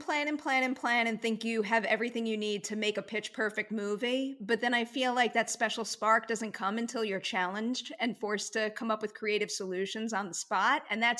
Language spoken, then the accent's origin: English; Long Island, New York, United States; I grew up on Long Island.